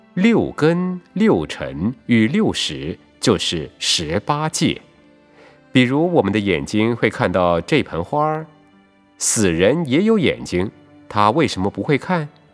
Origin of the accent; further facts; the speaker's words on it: Taiwan; 不但我们台湾人听得懂